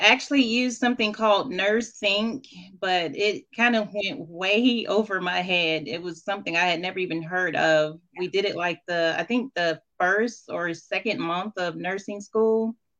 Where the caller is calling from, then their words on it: Madison, Alabama, United States; So I'm calling in from Madison, Alabama. I just finished nursing school back in December.